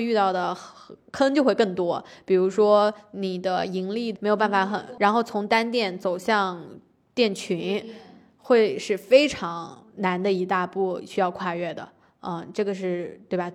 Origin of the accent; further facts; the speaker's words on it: Anhui, China; moved away; 我老家也属于安徽小县城